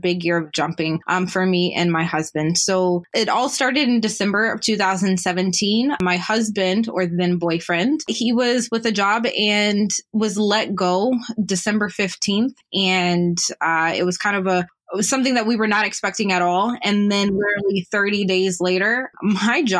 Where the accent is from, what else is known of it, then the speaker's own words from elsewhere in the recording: Atlanta, Georgia, United States; moved away as an adult; also born or lived in Ohio / Orlando, Florida; now in Canada; born in Ohio, grew up in Orlando, family moved to Atlanta a little after that, grew up there